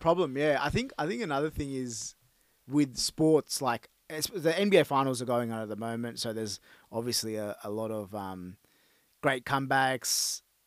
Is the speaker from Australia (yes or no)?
yes; Australia; growing up as a Australian Sri Lankan